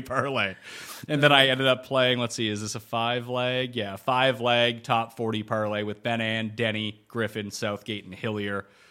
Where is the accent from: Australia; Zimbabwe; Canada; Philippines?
Canada; my home country